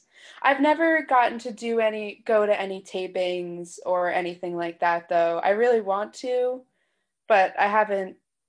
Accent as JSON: {"language": "English", "area": "Long Island", "region": "New York", "country": "United States", "tie": "born or raised there", "also_born_or_lived": "Brooklyn, New York", "said": "I grew up in Long Island"}